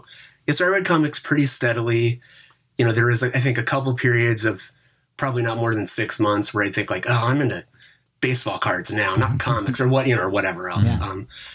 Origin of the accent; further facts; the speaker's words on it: Seattle, Washington, United States; now in Olympia, United States; In Seattle. And then I moved to Olympia for college.